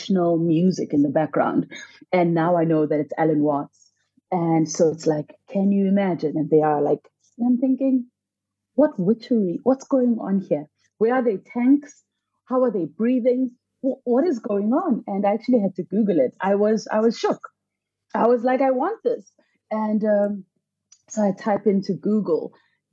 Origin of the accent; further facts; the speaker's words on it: Soweto, Gauteng, South Africa; I grew up in Soweto, a landlocked area about 6 hours from the nearest beach